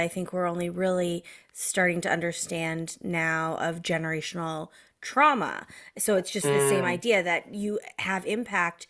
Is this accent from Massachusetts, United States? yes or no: yes; Massachusetts, United States; also born or lived in Connecticut; I was educated in Massachusetts from the age of 10 through high school